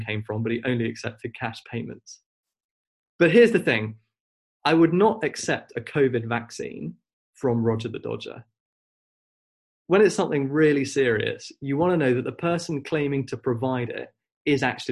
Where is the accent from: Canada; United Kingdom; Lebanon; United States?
United Kingdom; Wolverhampton, West Midlands; I grew up in Wolverhampton, where my family